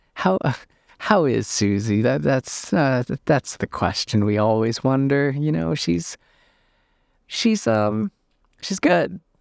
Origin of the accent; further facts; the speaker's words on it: Northern Canada, Canada; I'm from Northern Canada